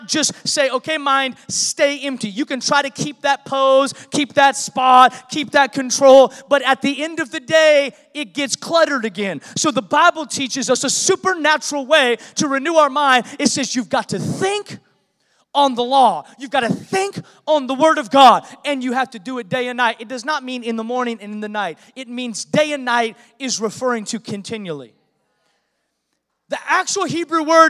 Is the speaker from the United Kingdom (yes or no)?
no; Seattle, Washington, United States; moved away; I was born in Seattle